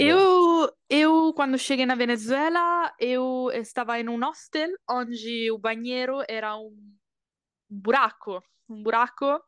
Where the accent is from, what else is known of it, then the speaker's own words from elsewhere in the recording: Bologna, Emilia-Romagna, Italy; Portuguese is a second language; moved away as an adult; also born or lived in Brazil / Colombia; nasci em Bologna, una cidade no norte da Itália, E quando eu tinha 18 anos, decidi já tudo e viajar pelo Brasil.